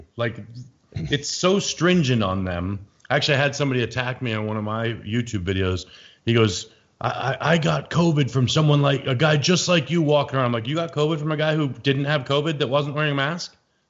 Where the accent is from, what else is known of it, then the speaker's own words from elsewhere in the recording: United States; I'm American